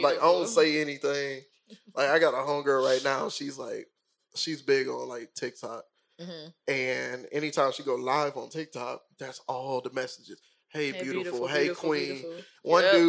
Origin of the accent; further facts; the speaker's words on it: Mississippi, United States; moved away; I'm from Mississippi.